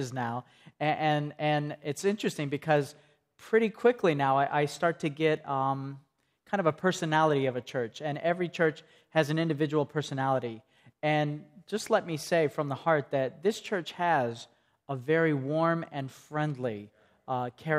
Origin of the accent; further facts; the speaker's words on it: Greeneville, Tennessee, United States; I come from Greenville, Tennessee, and I'm a hairdresser